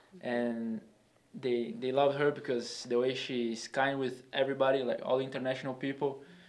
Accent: Brazil; moved away as an adult; now in United States; I'm from Brazil, and it's like 12 hours away by plane.

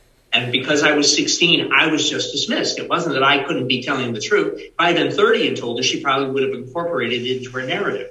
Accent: New England, United States; growing up in New England, it's history everywhere you go.

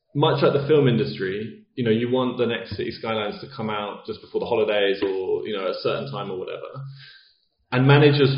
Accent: United Kingdom; as a British person

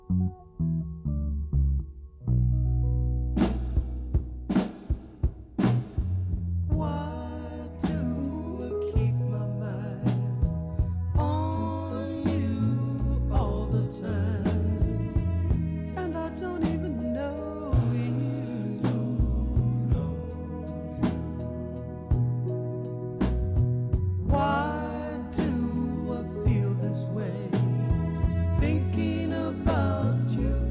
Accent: Chicago, Illinois, United States; growing up in Chicago in the 60s, 70s, and 80s

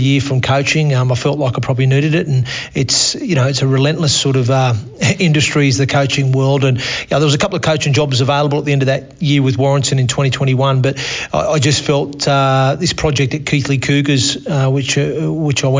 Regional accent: Australia; accent: Australian; moved away as an adult; also born or lived in Torquay, Devon, England / United Kingdom; now in York, United Kingdom; with an Australian accent now as well. Yeah, look, obviously, originally born in Torquay in Devon. Mum and Dad decided at the time when I was 8 to emigrate to Australia.

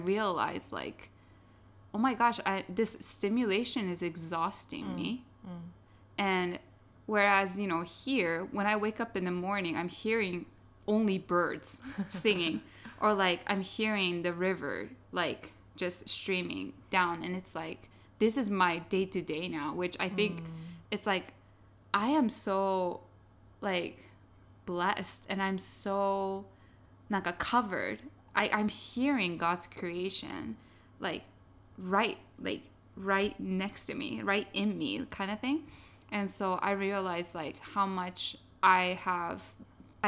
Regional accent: Tokyo, Japan; moved away as an adult; now in Niseko, Japan; I grew up in Tokyo like my whole life

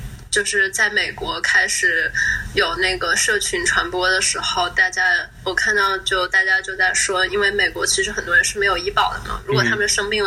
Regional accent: Wuhan, Hubei, China; now in San Francisco Bay Area, United States; 我是武汉的嘛， 哦， 然后我家人都在武汉

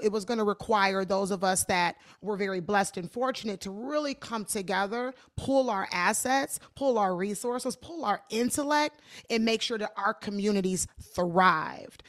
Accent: Detroit, Michigan, United States; I am from Detroit

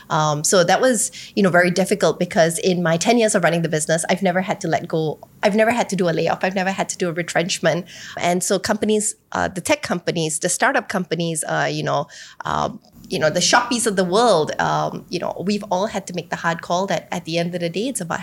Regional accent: Singapore; as a Singaporean, I love my country.

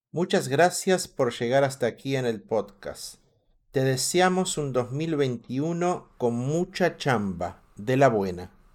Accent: Mexico; Somos chambeadores los mexicanos

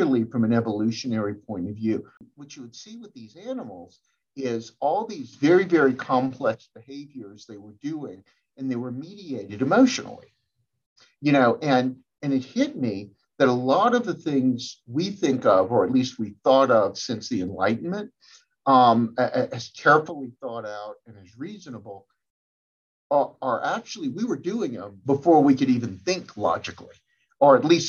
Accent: Louisiana, United States; growing up in Louisiana

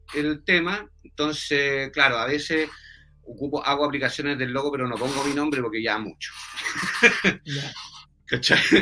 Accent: Santiago, Santiago Metropolitan Region, Chile; yo soy de Santiago

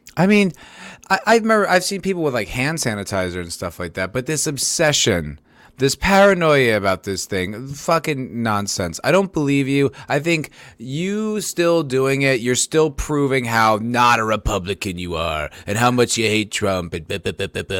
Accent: New Jersey, United States; I grew up in New Jersey

